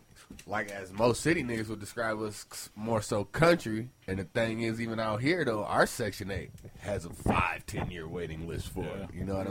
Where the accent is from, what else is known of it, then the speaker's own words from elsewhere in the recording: Ann Arbor, Michigan, United States; growing up in Ann Arbor was like when I was first born, we stayed with my grandma and them on the west side, right across from North Maple.